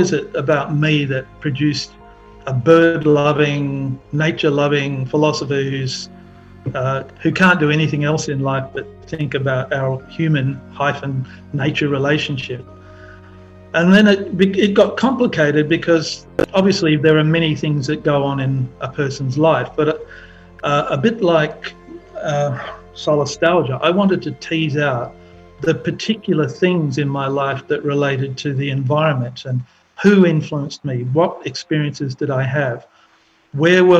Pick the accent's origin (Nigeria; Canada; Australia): Australia; Perth, Western Australia; I grew up in Perth in Western Australia